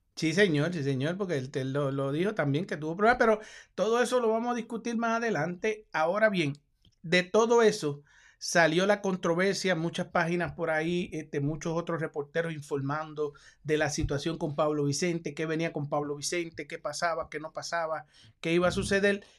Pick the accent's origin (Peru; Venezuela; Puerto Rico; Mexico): Puerto Rico; yo como puertorriqueño